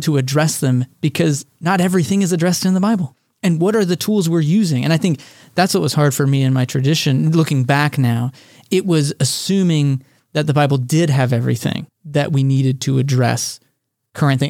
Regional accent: Texas, United States; I was born and raised in Texas

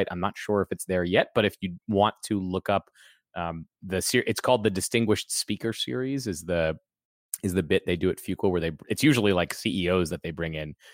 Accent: just outside of Washington D.C., Maryland, United States; also born or lived in Denver; now in Durham, United States; came to Durham from Denver. I was living in Denver for the last seven years, and I'm a big Washington Nationals fan because I, I, grew up in in Maryland, just outside of Washington D.C.

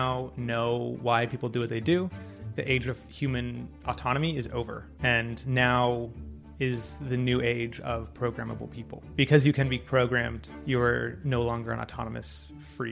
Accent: Laguna Beach, California, United States; I grew up in Laguna Beach

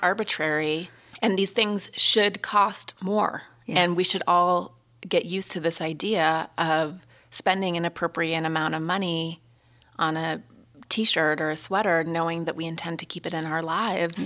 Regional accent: Montana, United States; moved away as an adult; I'm from Montana and I came home

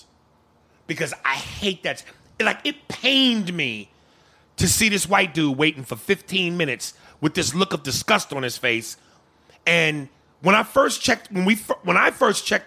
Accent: New York, United States; I'm from New York, I'm a nigga, I'm a black dude

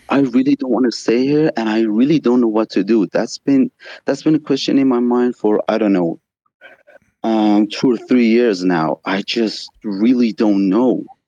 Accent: Iran; I'm from Iran. It's actually two thirty here.

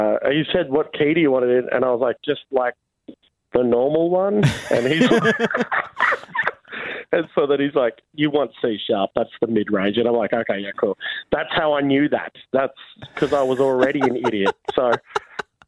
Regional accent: Wagga Wagga, New South Wales, Australia; I'm from Wagga

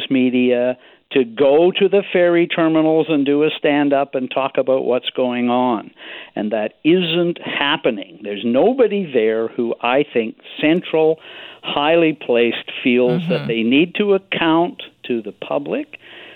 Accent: Nanaimo, British Columbia, Canada; I was growing up in Nanaimo.

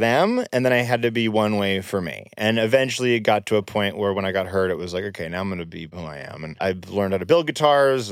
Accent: California, United States; I was from California and parents of Hollywood

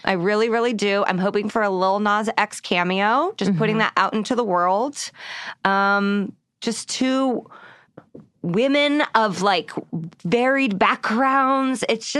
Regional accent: Indiana, United States; But I'm from Indiana.

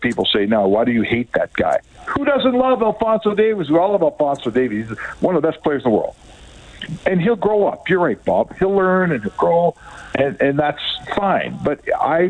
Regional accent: Canada; one of the best soccer journalists in our country

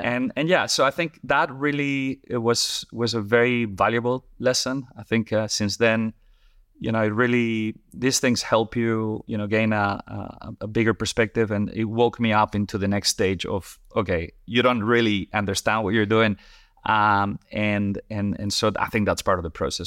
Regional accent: Madrid, Community of Madrid, Spain; moved away as an adult; also born or lived in Colorado, United States / Paris, France / New York, United States / Singapore; now in London, United Kingdom; I'm originally from, from Spain

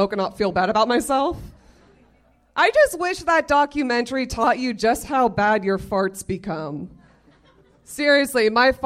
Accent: Florida, United States; moved away as an adult; now in Los Angeles, United States; I'm from Florida originally.

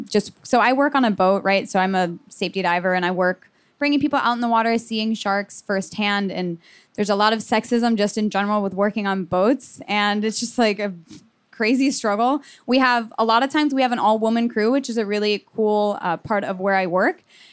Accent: Miami, Florida, United States; So I kind of mentioned already that I was from Miami. So I had just the really amazing opportunity to grow up near the water

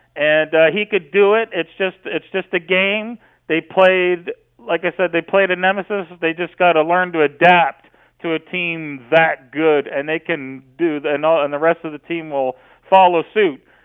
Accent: Canada; I'm glad I live in Canada, and I'm glad, I'm glad I'm a Canadian guy

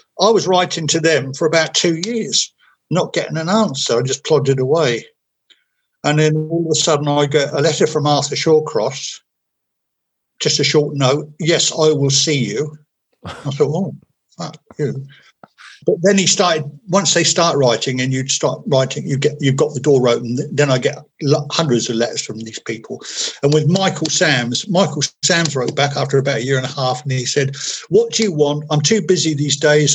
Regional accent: Portsmouth, South East England, United Kingdom; I come from Portsmouth.

